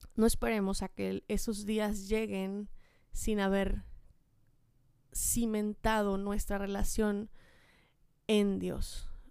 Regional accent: Chiapas, Mexico; moved away; yo soy de Chiapas

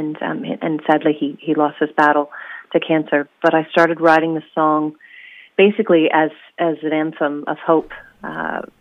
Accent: Oregon, United States; now in New Zealand; Yes, uh, I'm originally from Oregon, and uh, I've settled in New Zealand. Uh, I moved actually to a sheep farm in Wellsford after uh, the first few years of living in New Zealand, and now I've uh, now I've moved to the shore.

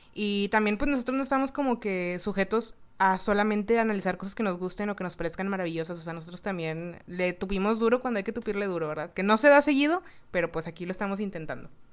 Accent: Mexico; now in Monterrey, Mexico; como mexicanos

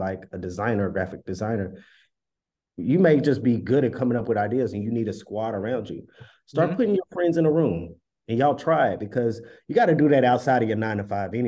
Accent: Dallas, Texas, United States; moved away as an adult; now in Brooklyn, United States; originally from Dallas, but I stay in Bed-Stuy

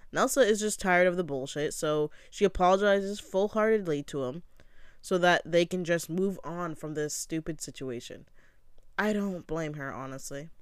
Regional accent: Canada; I'm from Canada

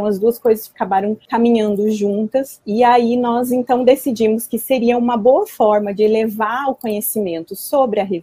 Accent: Santa Catarina, Brazil; now in Curitiba, Brazil; Hoje eu estou em Curitiba, né? mas eu sou de Santa Catarina, estudei na UDESC, fiz graduação na Universidade do Estado de Santa Catarina, né? em biblioteconomia.

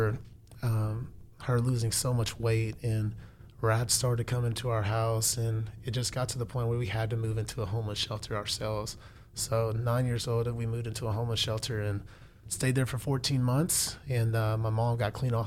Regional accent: Houston, Texas, United States; I was born in Houston.

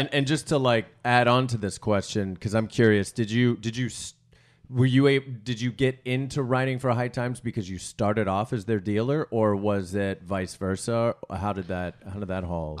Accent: United States; I'm from America

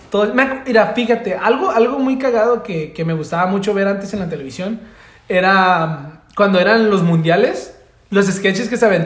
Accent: Mexico; México, soy de México.

